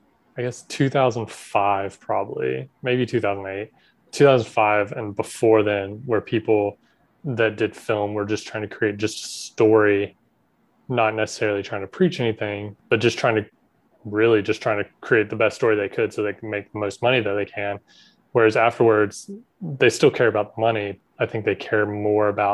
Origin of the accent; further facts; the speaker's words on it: South Georgia, United States; I grew up in South Georgia